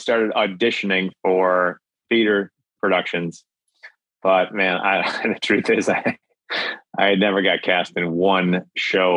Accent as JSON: {"language": "English", "region": "Minnesota", "country": "United States", "said": "I'm from Minnesota."}